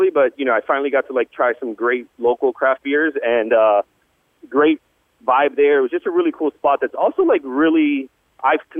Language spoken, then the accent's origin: English; South Florida, United States; South Florida, where we're not really known for our customer service or known for the friendliest of folks.